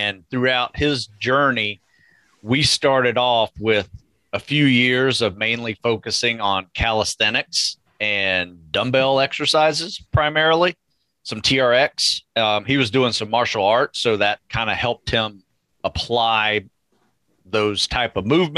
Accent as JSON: {"language": "English", "region": "North Florida", "country": "United States", "tie": "born or raised there", "said": "I grew up in North Florida"}